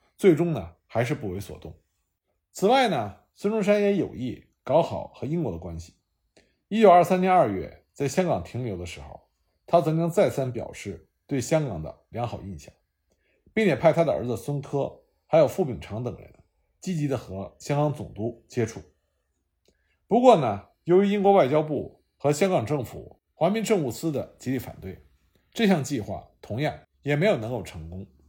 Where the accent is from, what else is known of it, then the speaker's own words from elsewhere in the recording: China; 我们中国人